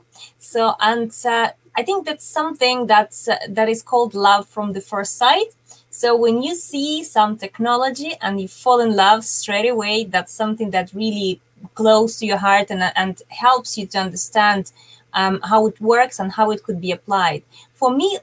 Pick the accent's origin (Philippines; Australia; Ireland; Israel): Ireland; Dublin, Leinster; I'm from Dublin, Ireland